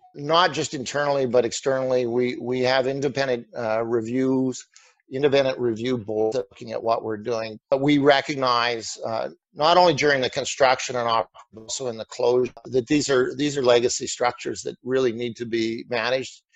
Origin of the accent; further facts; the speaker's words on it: Canada; being a Canadian